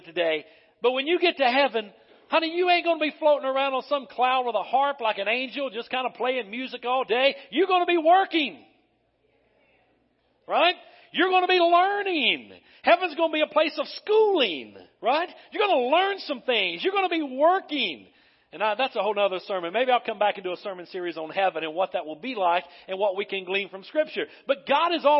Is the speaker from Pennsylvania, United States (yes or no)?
no; North Carolina, United States; growing up in North Carolina